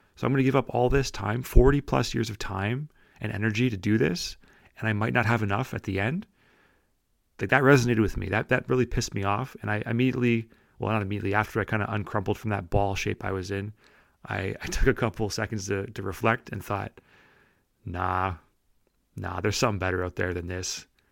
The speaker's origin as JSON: {"language": "English", "town": "St. Catharines", "region": "Ontario", "country": "Canada", "said": "I'm from Saint Catharines"}